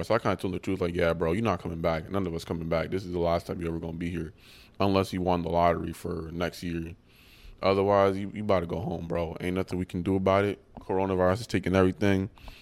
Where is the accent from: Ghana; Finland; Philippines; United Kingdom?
Ghana; now in United States; I'm from Ghana, it's a country in West Africa